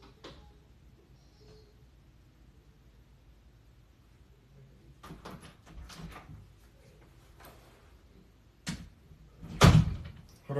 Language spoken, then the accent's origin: English; United States; I'm American.